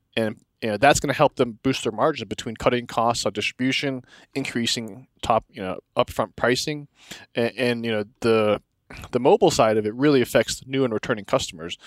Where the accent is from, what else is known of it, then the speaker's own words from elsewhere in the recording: Texas, United States; now in Denver, United States; I'm from Texas